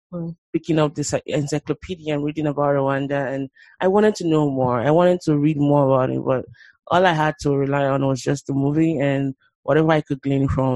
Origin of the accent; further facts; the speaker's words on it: Nigeria; growing up in Nigeria